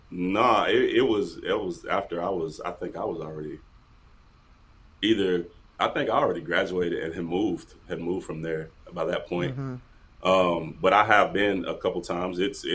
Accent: the South, United States; So I'm from the South. So like in a very like I would don't say very, but like you know what I'm saying, like a typical Southern family, right?

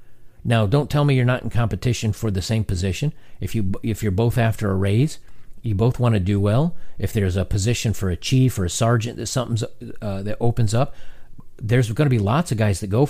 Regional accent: Louisiana, United States; I grew up in Louisiana where the definition of a man is very narrow. Do you hunt or do you play football? And I didn't do either. I grew up feeling like an outsider.

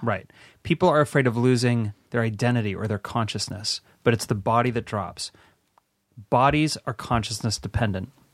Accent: West Hollywood, California, United States; I grew up on Alfred Street, Alfred and Rosewood. I went to Al, Rosewood Elementary

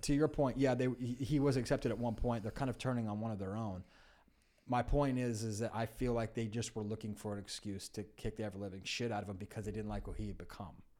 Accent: California, United States; I grew up in California

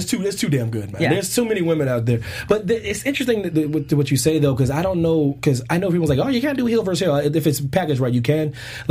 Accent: Philadelphia, Pennsylvania, United States; Yo, that's my home. That's my home right there.

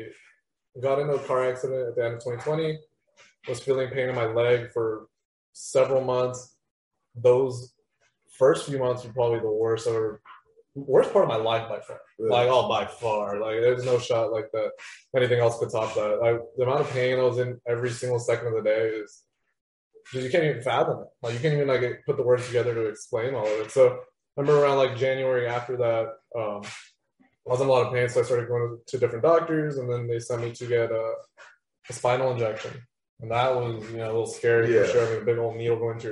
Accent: Brownsville, Texas, United States; moved away as an adult; now in San Antonio, United States; I am from Brownsville.

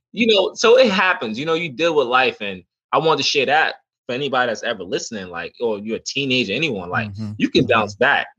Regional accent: New York City, New York, United States; I grew up in the Bronx, New York

